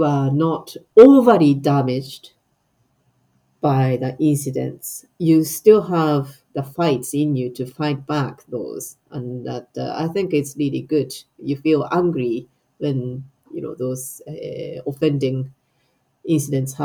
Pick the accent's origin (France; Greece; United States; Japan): Japan; moved away as an adult; now in Scotland, United Kingdom; I have a history as a Japanese person born and bred in Japan. I know I have identity as a Japanese who lives in Scotland.